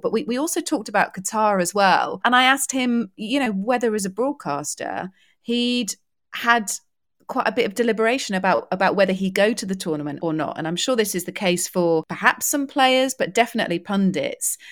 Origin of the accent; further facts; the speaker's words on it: United Kingdom; being British